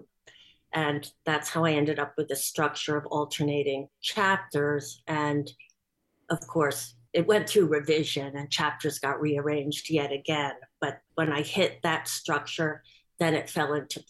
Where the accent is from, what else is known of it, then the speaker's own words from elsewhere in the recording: Bronxville, New York, United States; I was born in Bronxville